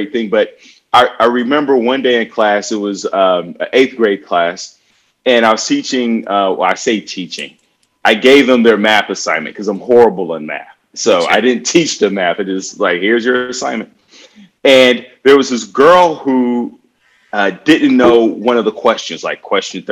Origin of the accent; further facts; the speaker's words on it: Chicago, Illinois, United States; now in San Diego, United States; I grew up in Chicago on the north side and one block from the lake.